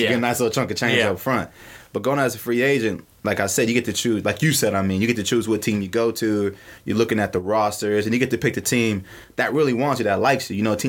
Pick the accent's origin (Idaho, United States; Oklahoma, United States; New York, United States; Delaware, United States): Oklahoma, United States; Norman; I'm from Norman